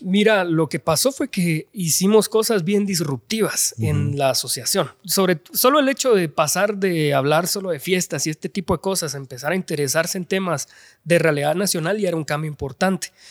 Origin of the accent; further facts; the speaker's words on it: Guatemala City, Guatemala Department, Guatemala; toda mi vida he vivido en la zona 5 de la ciudad de Guatemala